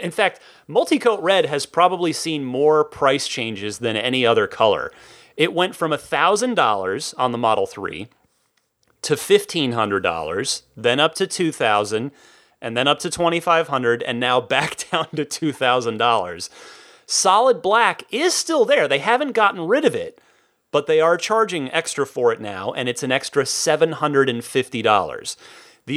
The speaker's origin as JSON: {"language": "English", "region": "New Jersey", "country": "United States", "moved": "yes", "said": "I'm originally from New Jersey"}